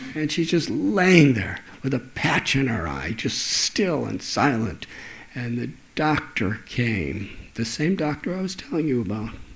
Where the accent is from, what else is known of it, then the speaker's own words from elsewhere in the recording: 30 miles north of Chicago, Illinois, United States; when I was a little boy, I used to live in Chicago. in fact, 30 miles north of Chicago